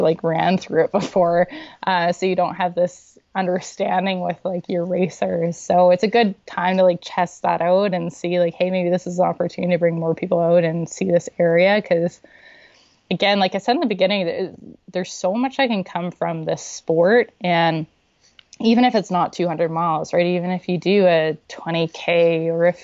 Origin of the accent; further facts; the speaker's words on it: Saudi Arabia; now in Canada; I grew up in Saudi Arabia.